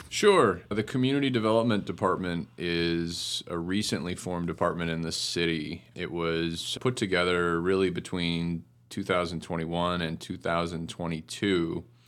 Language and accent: English; Cleveland Heights, Ohio, United States; also born or lived in Baltimore; I grew up in Cleveland Heights